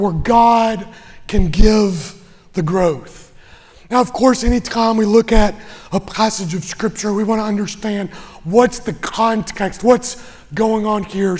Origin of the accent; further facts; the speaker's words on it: Western Kentucky, United States; I grew up in Western Kentucky, where basketball is king